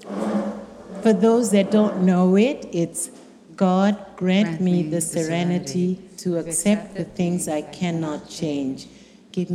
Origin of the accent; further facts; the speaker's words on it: Kenya; moved away; I'm originally from Kenya.